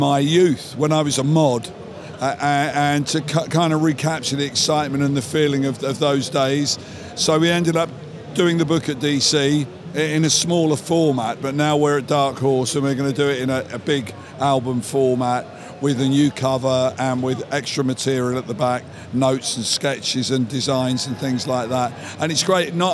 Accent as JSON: {"language": "English", "country": "United Kingdom", "said": "I'm British, my life has been spent in the American comic book industry"}